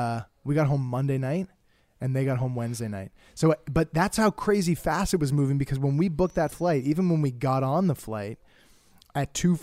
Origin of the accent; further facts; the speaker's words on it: Canada; I'm going home to Canada today, right now.